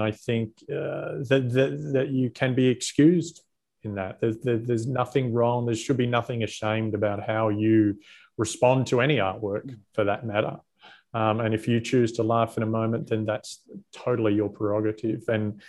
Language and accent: English; Australia; That was the moment as an Australian I felt the proudest.